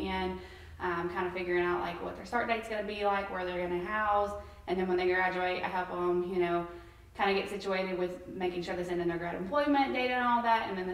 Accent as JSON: {"language": "English", "region": "Kentucky", "country": "United States", "said": "I'm also from here"}